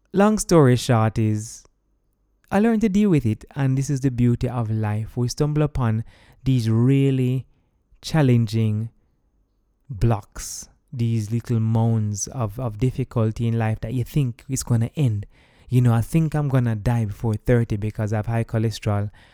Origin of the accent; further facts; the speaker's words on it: Jamaica; moved away as an adult; I'm also coming from Jamaica as someone who is a party goer